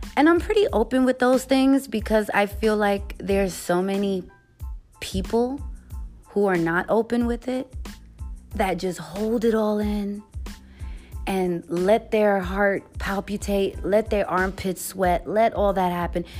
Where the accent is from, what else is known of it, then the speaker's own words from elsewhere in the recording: New York City, New York, United States; I'm from the Bronx. What you expect? I'm Puerto Rican and Haitian.